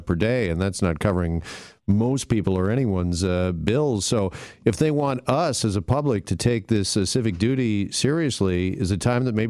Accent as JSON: {"language": "English", "country": "Canada", "said": "as Canadians"}